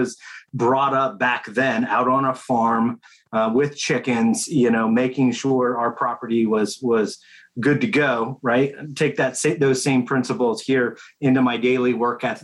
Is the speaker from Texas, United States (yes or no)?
no; Big Sandy, Montana, United States; moved away; I grew up in Montana